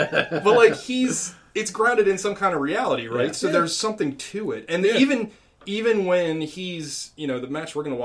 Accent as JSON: {"language": "English", "country": "United States", "tie": "born or raised there", "said": "I grew up in the sticks, I grew up in Carroll County mostly"}